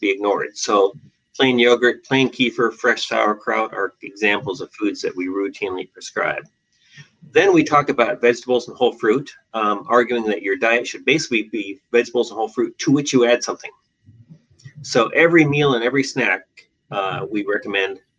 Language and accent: English; Western Australia, Australia; moved away as an adult; also born or lived in Seattle; now in Portland, United States; I was born in Seattle and raised in Western Australia, where I did all my education, and came back to Portland, came to Portland for my internal medicine training